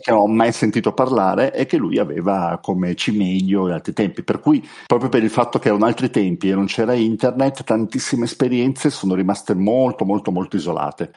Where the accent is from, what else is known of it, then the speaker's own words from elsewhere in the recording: Turin, Piedmont, Italy; io sono di Torino, qua a Torino